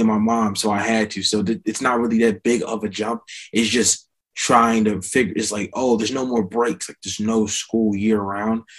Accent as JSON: {"language": "English", "town": "Voorhees", "region": "New Jersey", "country": "United States", "also_born_or_lived": "Maryland / Lawnside, New Jersey", "said": "I'm from small town New Jersey called Voorhees, uh, in another small town called Lawnside. I was born in Maryland"}